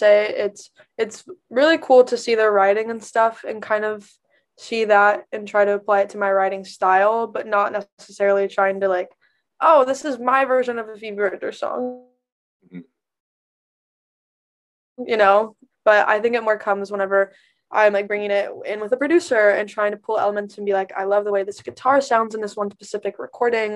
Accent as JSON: {"language": "English", "town": "Knoxville", "region": "Tennessee", "country": "United States", "tie": "born or raised there", "said": "I grew up in Knoxville, 2.5 hours outside of Nashville"}